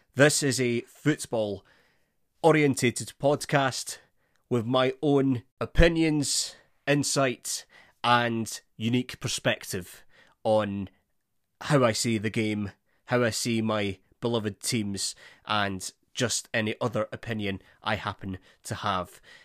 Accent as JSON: {"language": "English", "region": "Scotland", "country": "United Kingdom", "said": "being a Scot"}